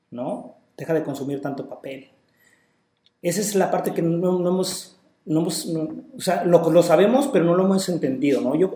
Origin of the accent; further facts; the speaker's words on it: Puebla, Mexico; now in Puerto Vallarta, Mexico; yo soy de Puebla, no soy de aquí de Vallarta, sin embargo, el tema del calor pues no me, no me conflictúa tanto, ya me acostumbré y me gusta.